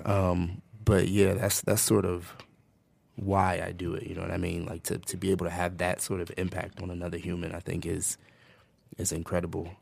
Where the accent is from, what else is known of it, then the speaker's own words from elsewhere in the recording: United States; moved away; I'm from New Jersey, New York originally